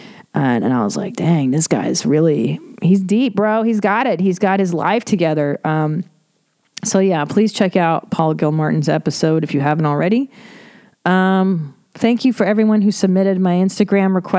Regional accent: Los Angeles, California, United States; I grew up in Los Angeles

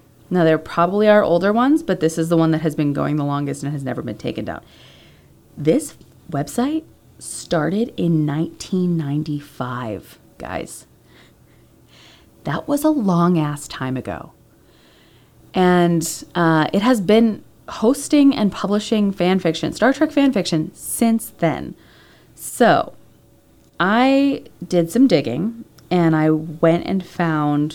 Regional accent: Pennsylvania, United States; those are the two main schools in my home state of Pennsylvania.

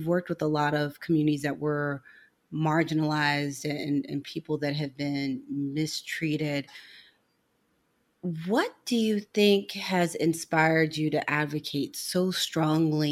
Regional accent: St. Louis, Missouri, United States; I'm from St. Louis. I love St. Louis

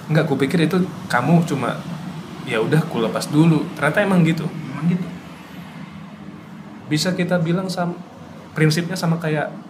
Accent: Lamongan, East Java, Indonesia; now in Surabaya, Indonesia; dari kecil di Lamongan

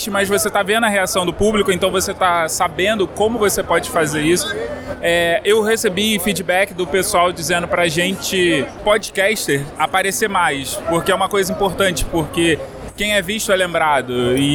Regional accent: Rio de Janeiro, Brazil; do Galera do Hall e eu sou do Rio de Janeiro.

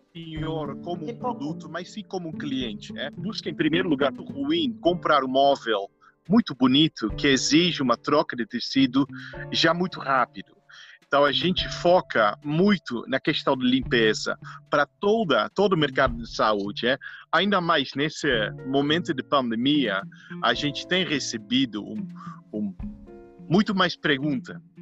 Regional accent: Netherlands; Portuguese is a second language; moved away; eu sou holandês

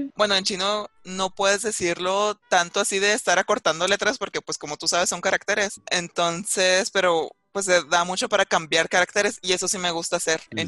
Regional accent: Mexico; soy de México

